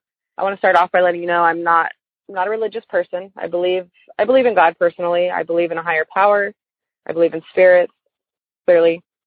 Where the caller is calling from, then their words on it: Austin, Texas, United States; I'm calling from Austin area in Texas.